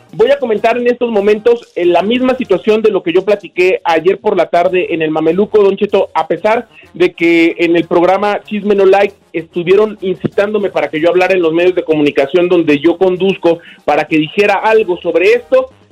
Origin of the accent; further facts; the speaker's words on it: Morelia, Michoacán, Mexico; mi tierra natal es Morelia, Michoacán